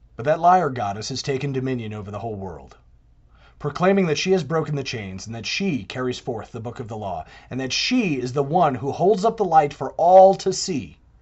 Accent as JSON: {"language": "English", "town": "New York City", "region": "New York", "country": "United States", "tie": "born or raised there", "said": "I'm a native New Yorker. I was born in the Empire State. I was born in the Empire City."}